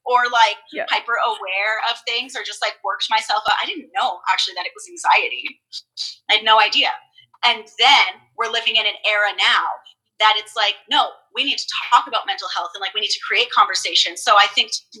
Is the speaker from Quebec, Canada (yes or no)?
no; Vancouver, British Columbia, Canada; also born or lived in Port Coquitlam, British Columbia; I'm from Vancouver, but I lived in, like, a suburbia called Port Coquitlam